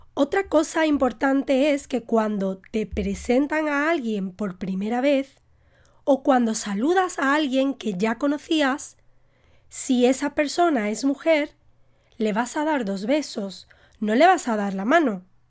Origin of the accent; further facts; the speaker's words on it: Spain; Yo como española